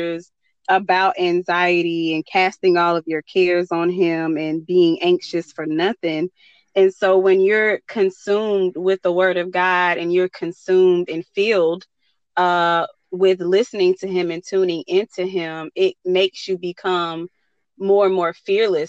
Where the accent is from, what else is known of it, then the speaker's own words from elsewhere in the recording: North Carolina, United States; I'm from North Carolina